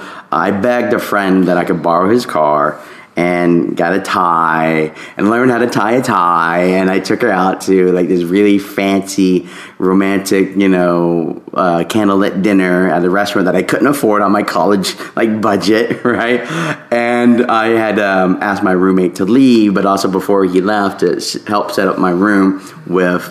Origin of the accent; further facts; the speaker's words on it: the South, United States; for the longest time growing up in the South